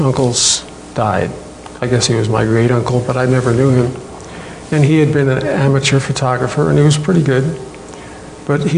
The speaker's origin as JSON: {"language": "English", "town": "New Britain", "region": "Connecticut", "country": "United States", "tie": "born or raised there", "also_born_or_lived": "Korea / Rhode Island", "moved": "as an adult", "said": "we were put into an orphanage in New Britain, my hometown"}